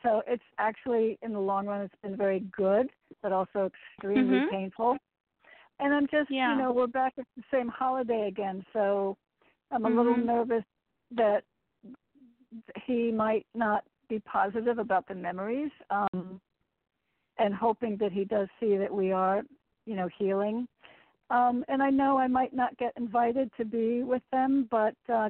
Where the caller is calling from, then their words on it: Connecticut, United States; in Connecticut.